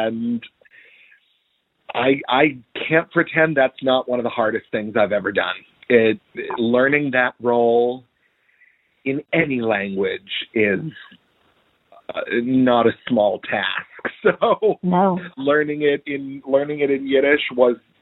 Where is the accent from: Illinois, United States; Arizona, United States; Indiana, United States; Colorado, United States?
Indiana, United States; moved away as an adult; now in New York City, United States; I'm Jewish, but I'm from Indiana